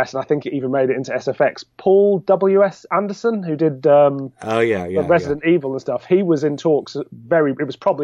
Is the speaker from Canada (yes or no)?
no; Birmingham, West Midlands, United Kingdom; I'm from Birmingham